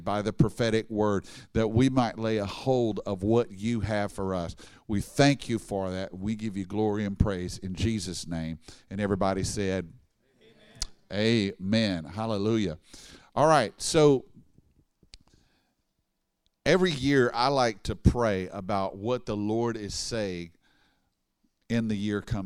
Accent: Baton Rouge, Louisiana, United States; I'm from Baton Rouge

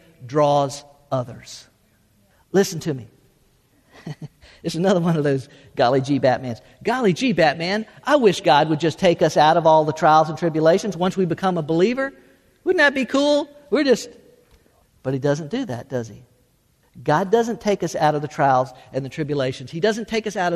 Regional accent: South Florida, United States; moved away as an adult; also born or lived in Tennessee; born and raised in Florida, I was

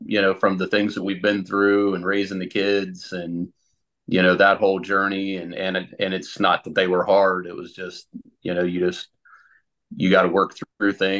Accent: Central Ohio, United States; also born or lived in Columbus, Ohio / Sunbury, Ohio; I grew up in Central Ohio, lived in Columbus for a little while, and then moved out to the Sunbury area when I was in eighth grade, and pretty much been here ever since

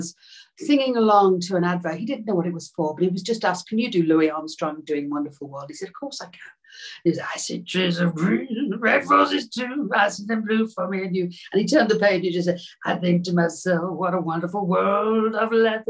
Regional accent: Liverpool, North West England, United Kingdom; I'd had that thing of being a young girl growing up in Liverpool with a Beatle as a cousin

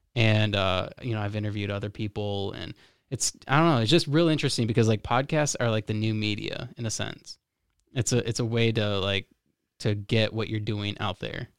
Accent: Florida, United States; now in Michigan, United States; I'm from Florida

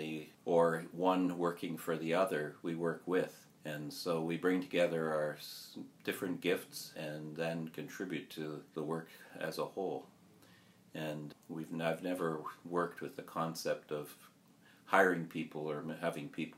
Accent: Kahnawake Mohawk Territory, Quebec, Canada; we come from Ganawage Mohawk Territory. Our community is across from Montreal.

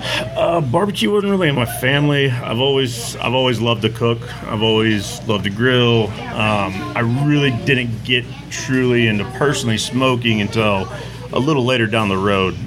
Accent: Katy, Texas, United States; I grew up in Katy, Texas. Born and bred.

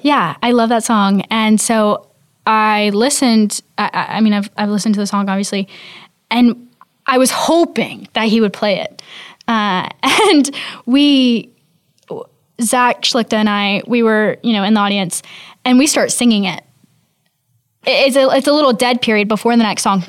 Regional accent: the South, United States; we're from the South

